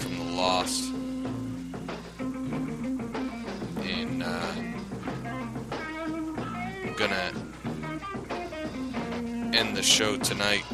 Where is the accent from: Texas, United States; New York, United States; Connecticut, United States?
New York, United States; now in Philadelphia, United States; growing up in New York. Growing up in New York, and being part of a punk scene up there